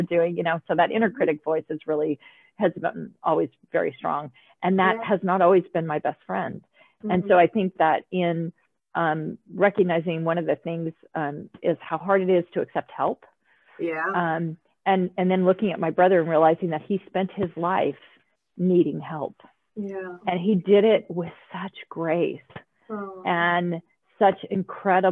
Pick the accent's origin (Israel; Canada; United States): United States; I'm an American